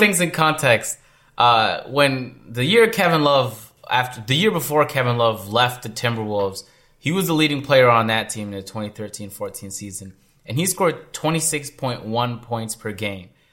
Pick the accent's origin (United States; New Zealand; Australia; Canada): Canada; Toronto, Ontario; I'm from Toronto